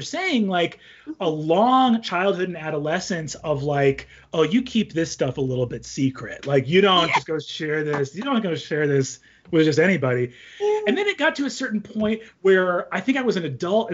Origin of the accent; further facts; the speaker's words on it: New York, United States; now in California, United States; I'm actually a New Yorker. So I was on the East Coast as well.